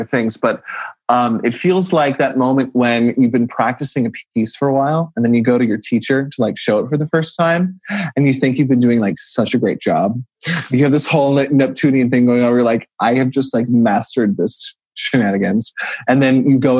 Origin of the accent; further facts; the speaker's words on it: San Francisco, California, United States; Growing up in San Francisco, like I did